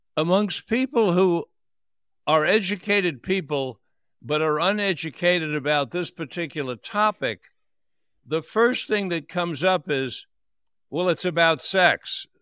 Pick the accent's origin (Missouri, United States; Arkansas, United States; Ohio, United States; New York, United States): New York, United States; New York City; born or raised there; also born or lived in Florida